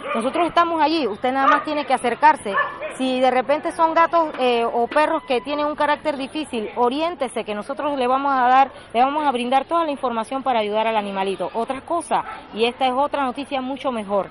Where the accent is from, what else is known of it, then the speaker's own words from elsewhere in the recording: Monagrillo, Herrera, Panama; soy una, una chitreana más. Soy de Monagrillo